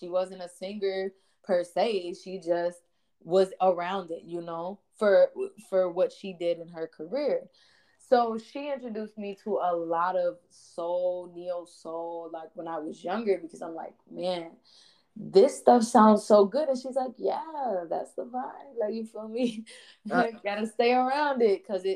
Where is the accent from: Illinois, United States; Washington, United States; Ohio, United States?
Illinois, United States; Chicago; my pops came up, I'm sure anybody from Chicago, like pretty much parents came up through house music